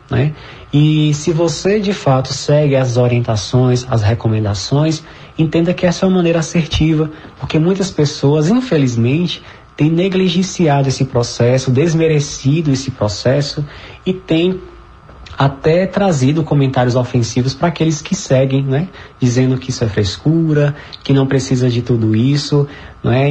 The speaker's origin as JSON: {"language": "Portuguese", "region": "Northeast Region", "country": "Brazil", "said": "nós somos nordestinos, tão envolvidos com essa festa"}